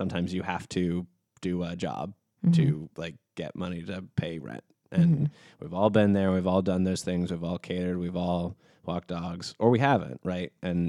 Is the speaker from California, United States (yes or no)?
no; New York City, New York, United States; I think being a New Yorker, I think being a non like financially gifted adult